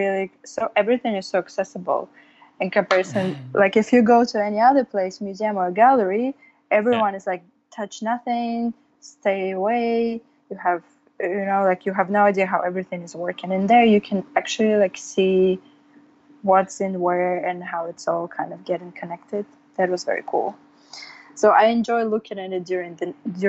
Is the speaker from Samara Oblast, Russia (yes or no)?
yes; Samara, Samara Oblast, Russia; moved away as an adult; also born or lived in New York; now in California, United States; I'm from Russia, from the town called Samara. And I moved to New York about 8 years ago to pursue the graduate degree